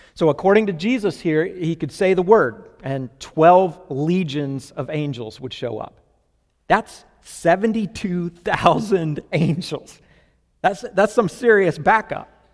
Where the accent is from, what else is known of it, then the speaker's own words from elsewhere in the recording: Florida, United States; I grew up mostly in Florida